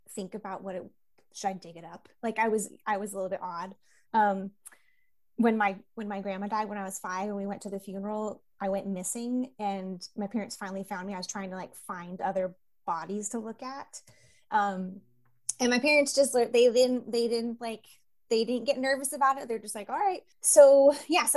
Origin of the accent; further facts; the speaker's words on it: Santa Rosa, California, United States; I grew up in Santa Rosa, California